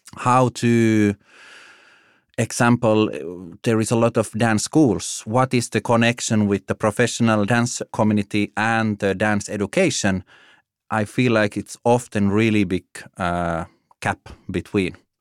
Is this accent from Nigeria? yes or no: no; Finland; moved away as an adult; also born or lived in Italy / Germany / Denmark; now in Copenhagen, Denmark; I'm from Finland originally.